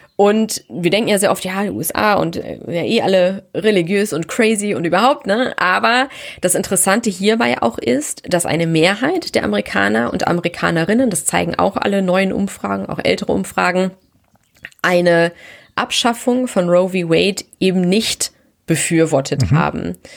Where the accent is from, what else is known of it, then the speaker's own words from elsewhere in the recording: Germany; bei uns in Deutschland